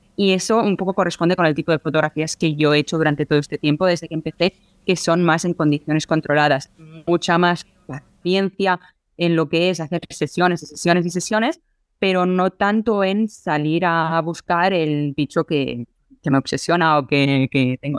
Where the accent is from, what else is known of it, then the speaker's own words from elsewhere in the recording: Barcelona, Catalonia, Spain; yo soy de Barcelona